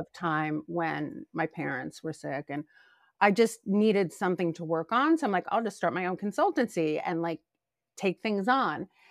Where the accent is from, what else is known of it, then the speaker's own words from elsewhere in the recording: New Jersey, United States; moved away; also born or lived in New York; I grew up in a really cute beach town in South Jersey